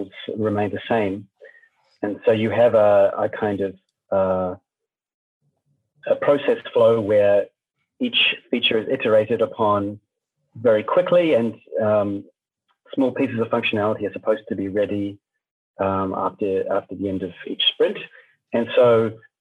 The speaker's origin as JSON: {"language": "English", "country": "New Zealand", "moved": "as an adult", "lives_now": "Germany", "said": "I'm originally from New Zealand, where I studied communications and journalism. And then I moved to Germany a bit later"}